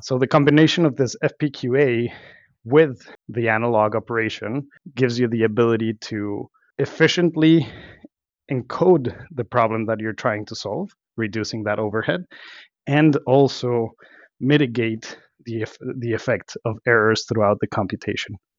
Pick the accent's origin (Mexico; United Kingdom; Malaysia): Mexico; moved away as an adult; also born or lived in Mexico City, Mexico / Los Cabos, Mexico; now in Boston, United States; I was born and raised in, in Mexico, uh, Mexico City, and then Los Cabos